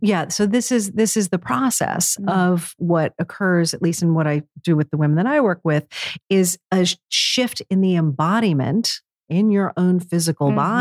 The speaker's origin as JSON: {"language": "English", "town": "New York City", "region": "New York", "country": "United States", "tie": "born or raised there", "said": "New York City, again, my hometown, very masculine"}